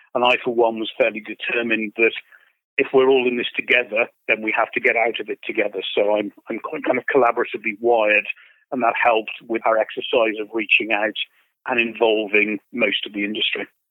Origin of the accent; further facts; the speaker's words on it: United Kingdom; I say this as a Brit